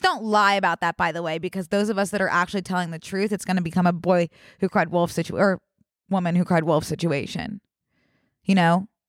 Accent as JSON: {"language": "English", "town": "Philadelphia", "region": "Pennsylvania", "country": "United States", "said": "I am from Philadelphia"}